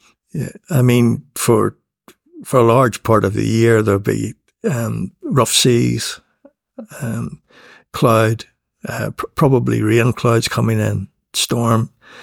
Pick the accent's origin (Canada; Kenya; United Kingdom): United Kingdom; Northern Ireland; And when she found out I was from the North of Ireland, she told me she'd been there and that she'd driven the coast road.